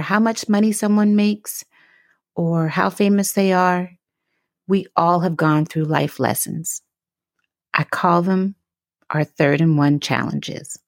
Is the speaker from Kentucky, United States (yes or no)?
no; Pittsburgh, Pennsylvania, United States; my hometown team, the Pittsburgh Steelers. I bleed black and gold, and I have so since I was a little girl growing up in the burg